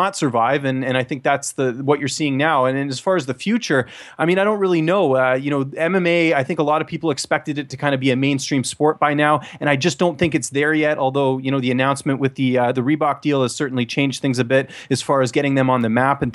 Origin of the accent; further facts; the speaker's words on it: British Columbia, Canada; moved away; I'm from the West Coast originally